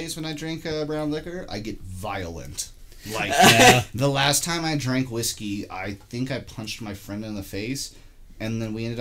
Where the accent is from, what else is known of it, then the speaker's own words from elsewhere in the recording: United States; I'm American